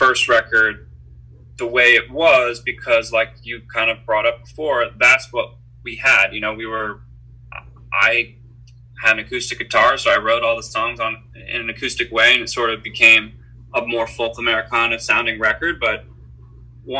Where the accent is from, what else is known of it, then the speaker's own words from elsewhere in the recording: Philadelphia, Pennsylvania, United States; moved away as an adult; also born or lived in Boston; now in Los Angeles, United States; Sam Cooper, who's the guitar player in the band who I grew up with in Philadelphia